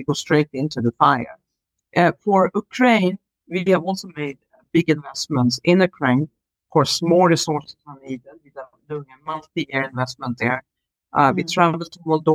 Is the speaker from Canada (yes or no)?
no; Sweden; I grew up in Sweden